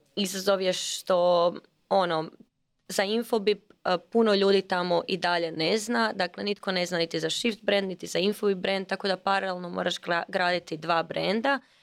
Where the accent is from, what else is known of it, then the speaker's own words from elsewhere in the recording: Croatia; kod nas u Hrvatskoj